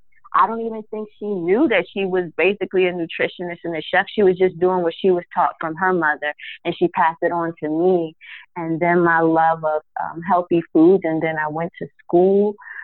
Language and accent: English; New Jersey, United States; moved away as an adult; now in Baltimore, United States; I've lived here for about a little over 20 years, but I'm actually from New Jersey